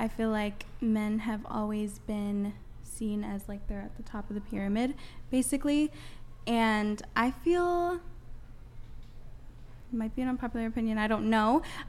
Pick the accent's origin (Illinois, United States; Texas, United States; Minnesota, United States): Minnesota, United States; moved away; I grew up in a very Republican area. I'm from Minnesota, and it was very, like, strictly Republican.